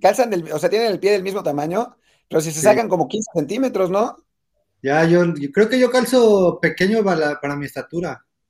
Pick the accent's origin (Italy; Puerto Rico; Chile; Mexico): Mexico; Tepic, Nayarit; now in Barcelona, Spain; de Tepic